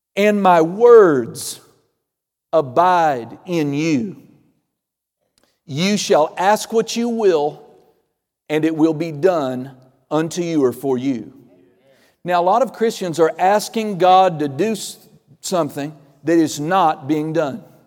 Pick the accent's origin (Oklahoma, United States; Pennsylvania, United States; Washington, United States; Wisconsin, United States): Oklahoma, United States; Okie from Muskogee